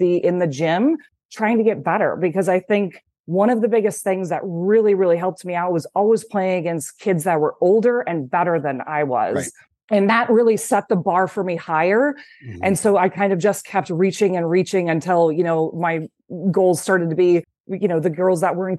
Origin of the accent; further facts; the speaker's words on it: Cedar Rapids, Iowa, United States; And living in Iowa, I'm from Cedar Rapids, Iowa. My parents still live there